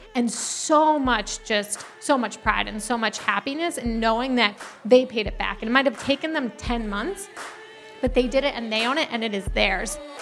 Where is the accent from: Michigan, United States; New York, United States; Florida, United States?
New York, United States; moved away as an adult; also born or lived in Uganda / Minnesota; I grew up in New York.